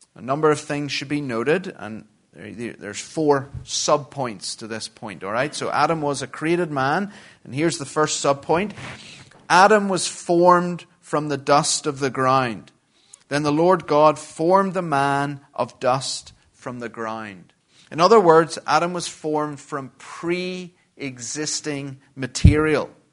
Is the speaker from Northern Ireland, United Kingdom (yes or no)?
yes; Belfast, Northern Ireland, United Kingdom; moved away; I'm from uh, Belfast in Northern Ireland and have been living in exile for far too long.